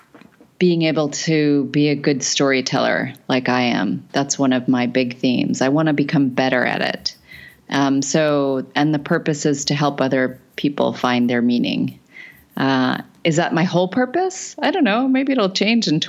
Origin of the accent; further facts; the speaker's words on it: Arizona, United States; I grew up in Arizona